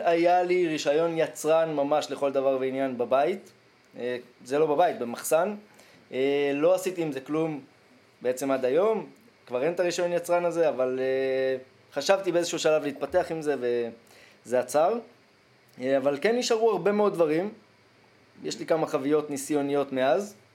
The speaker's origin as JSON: {"language": "Hebrew", "town": "Ein Shemer", "region": "Haifa District", "country": "Israel", "said": "אני מקיבוץ עין שמר"}